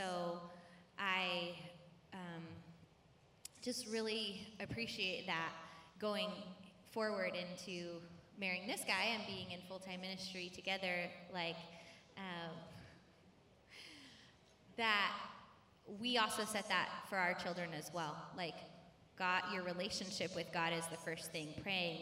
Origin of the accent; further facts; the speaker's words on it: Michigan, United States; moved away as an adult; also born or lived in Louisiana; now in California, United States; I was born in Michigan, and I lived about half my life in Michigan, and then we lived in Louisiana for like 3 years, and then we moved back to Michigan